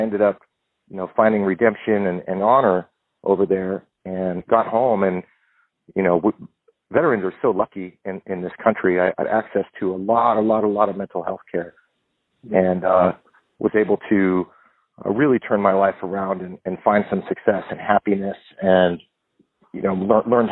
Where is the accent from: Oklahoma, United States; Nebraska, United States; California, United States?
California, United States; Southern; I grew up in Southern California.